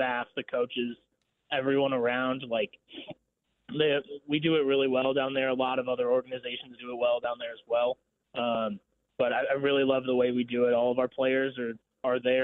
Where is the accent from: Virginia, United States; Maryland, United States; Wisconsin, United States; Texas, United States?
Wisconsin, United States; Milwaukee; moved away as an adult; also born or lived in Northern Illinois / Chicago / McPherson, Kansas; now in Wichita, United States; I'm originally from Milwaukee, Wisconsin